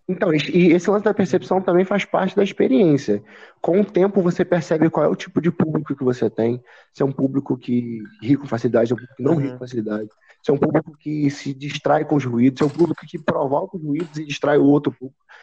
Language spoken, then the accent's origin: Portuguese; São Gonçalo, Rio de Janeiro, Brazil; quando eu começar a falar de onde eu moro, quando eu começar a falar que sou de São Gonçalo.